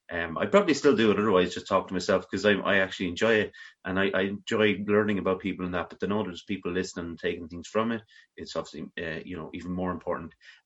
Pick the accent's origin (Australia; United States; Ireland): Ireland; we're both Irish, yeah. We're both Irish people